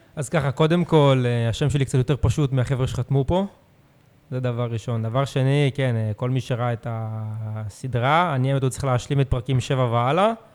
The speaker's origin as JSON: {"language": "Hebrew", "town": "Herzliya", "region": "Tel Aviv District", "country": "Israel", "tie": "born or raised there", "lives_now": "Tel Aviv, Israel", "said": "אני הרצליאני, שיחקתי בנוער בהרצליה עד גיל 18"}